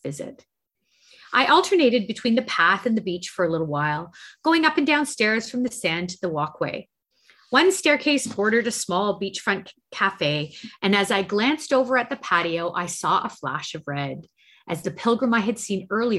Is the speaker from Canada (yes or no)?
yes; Canada; we're Canadian